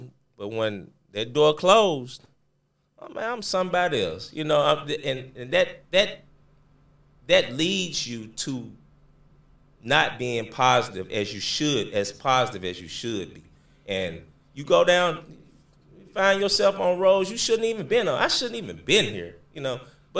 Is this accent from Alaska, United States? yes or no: no; Memphis, Tennessee, United States; I'm originally from Memphis, Tennessee, born and raised. Went to school here in Memphis, and went to college at Arkansas State.